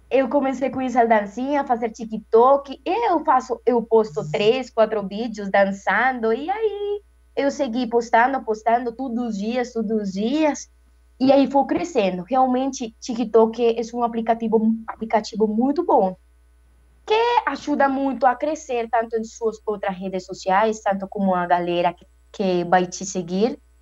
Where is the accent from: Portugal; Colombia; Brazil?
Colombia; Cartago, Valle del Cauca; Portuguese is a second language; eu sou colombiana, é, moro em Cartago Valle